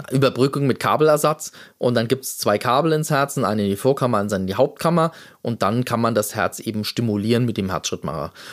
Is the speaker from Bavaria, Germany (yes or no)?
yes; Munich, Bavaria, Germany; now in Essen, Germany; ich bin ja aus München nach Essen gekommen